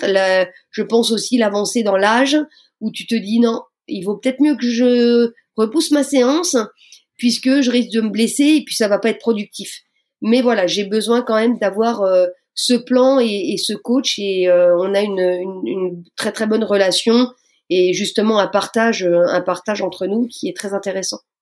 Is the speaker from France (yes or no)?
yes; Moselle, near Metz, Grand Est, France; je viens de Moselle, donc on va dire pour situer, pour les gens qui ne me connaissent pas, juste à côté de Metz